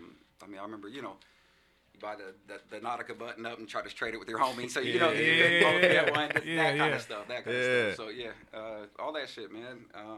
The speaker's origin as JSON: {"language": "English", "town": "Tacoma", "region": "Washington", "country": "United States", "tie": "born or raised there", "also_born_or_lived": "Seattle, Washington", "said": "So I grew up on the South End, Puyallup, Tacoma."}